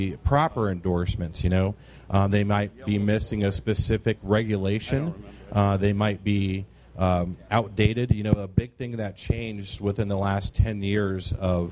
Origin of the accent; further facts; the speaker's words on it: Quincy, Illinois, United States; I am from Quincy, Illinois